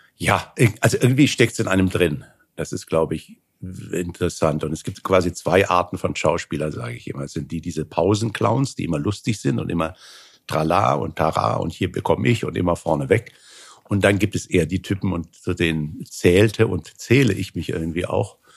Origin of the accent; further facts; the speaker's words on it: Hanau, Hesse, Germany; in Hanau, wo ich herkomme, in der Nähe von Frankfurt, im Hessischen